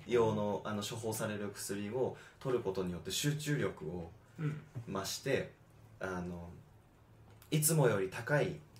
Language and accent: Japanese; United States; 僕らがアメリカ人